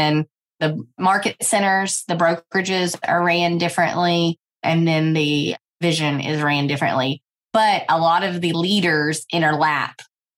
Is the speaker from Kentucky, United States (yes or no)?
yes; Owensboro, Kentucky, United States; And now we are in my hometown of Owensboro, Kentucky.